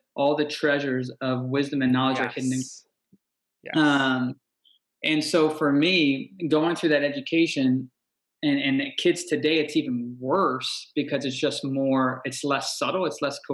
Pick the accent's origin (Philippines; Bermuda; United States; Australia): Bermuda; I was born and raised in Bermuda